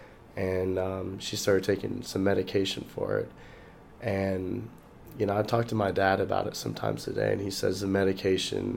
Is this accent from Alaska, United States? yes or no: yes; Fairbanks, Alaska, United States; moved away as an adult; also born or lived in Nashville, Tennessee; I'm from Fairbanks, Alaska